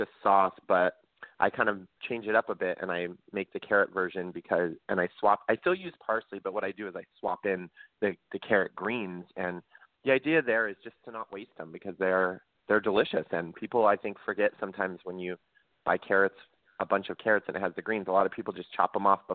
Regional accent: Central Valley of California, United States; I grew up in the Central Valley of California. So I grew up on the West Coast.

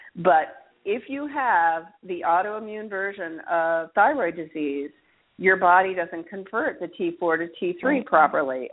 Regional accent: Alaska, United States; now in New Orleans, United States; I grew up in Alaska

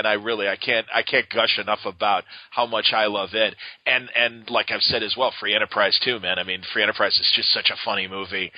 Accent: Chicago, Illinois, United States; I'm from Chicago

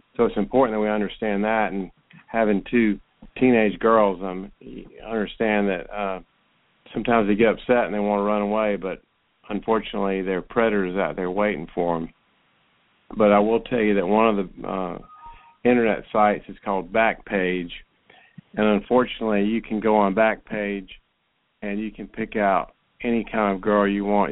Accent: Roswell, Georgia, United States; went to Roswell High School, which is my hometown

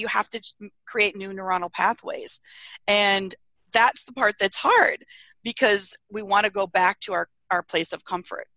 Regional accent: Iowa, United States; now in Arizona, United States; I grew up in Iowa

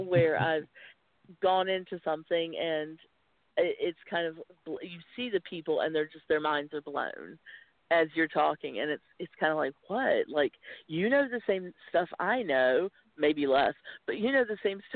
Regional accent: small town outside of Winston-Salem, North Carolina, United States; accent: Southern; also born or lived in Wilmington, North Carolina; I grew up in the South. I'm from a small town outside of Winston-Salem

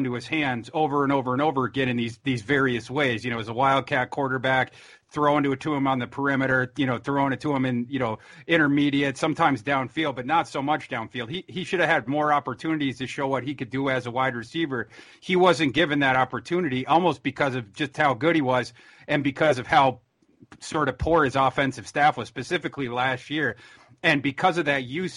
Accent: Minnesota, United States; I'm from Minnesota

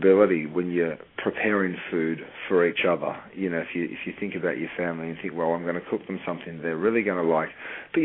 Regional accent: Australia; moved away as an adult; also born or lived in Europe; now in United States; I grew up in Australia and then moved to Europe and worked and lived in Europe for 7 or 8 years

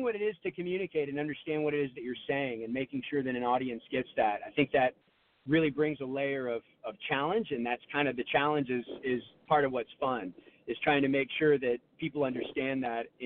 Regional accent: Texas, United States; I'm from Texas.

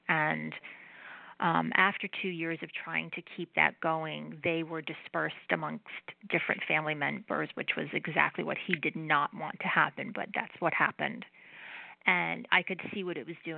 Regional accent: New Jersey, United States; I am Italian and I'm from New Jersey

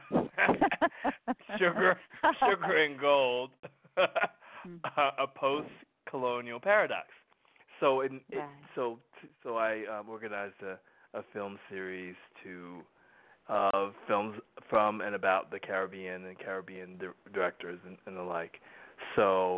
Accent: Chester, Pennsylvania, United States; moved away; also born or lived in Philadelphia; I grew up in Chester, Pennsylvania, which is outside of Philly.

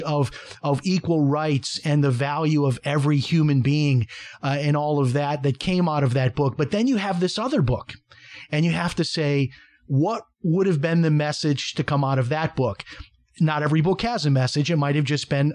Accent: Chicago, Illinois, United States; I grew up in Chicago in an all-white neighborhood

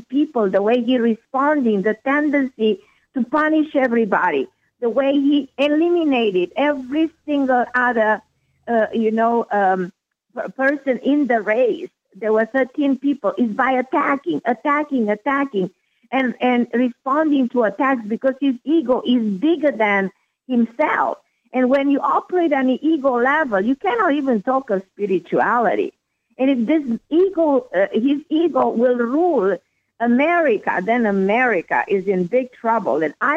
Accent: Romania; moved away as an adult; now in United States; I was born in a communist country. I was born in Romania. I know what it is to be born during a communist regime, to live under communist regime, under Ceausescu regime

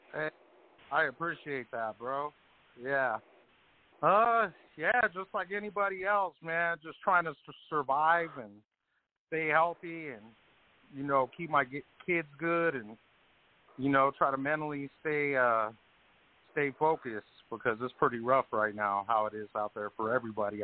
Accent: Colorado, United States; I'm from Colorado

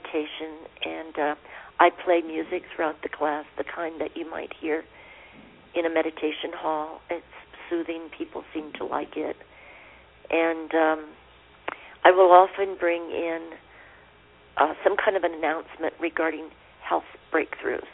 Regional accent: Pennsylvania, United States; now in Santa Fe, United States; I was born in Pennsylvania in coal mining country

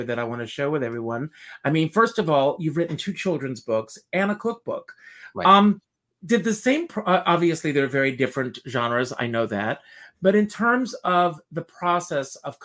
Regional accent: South Carolina, United States; I grew up in South Carolina

